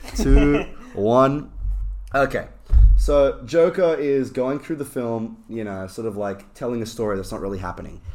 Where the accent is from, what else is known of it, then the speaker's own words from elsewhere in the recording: Australia; I'm Australian